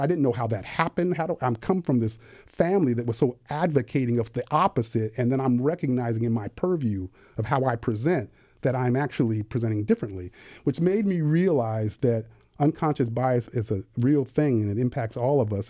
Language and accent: English; California, United States; I was raised actually in California